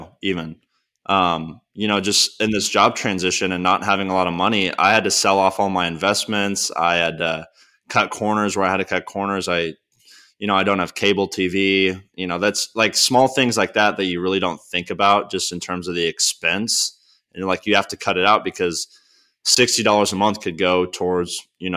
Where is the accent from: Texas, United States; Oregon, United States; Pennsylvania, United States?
Texas, United States; moved away as an adult; also born or lived in Arkansas; now in Nashville, United States; I was back home from Texas